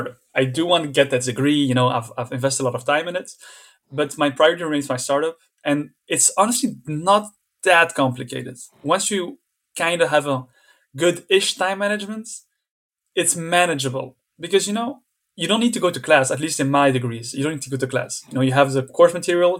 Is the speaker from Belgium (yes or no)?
yes; Brussels, Brussels-Capital Region, Belgium; I was born and raised here in Brussels.